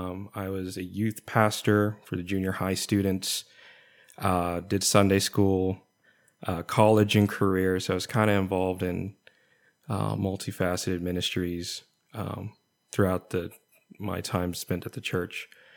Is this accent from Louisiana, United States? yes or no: yes; Louisiana, United States; moved away; also born or lived in Texas; I grew up in Louisiana, and then I moved to Texas, and that's pretty much all I've known up until like later in my adult life